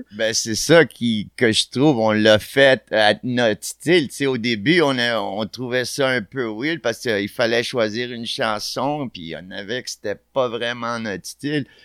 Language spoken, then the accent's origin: French; Montreal, Quebec, Canada; also born or lived in Barcelona; on est des kids de Montréal, you know, on a grandi ici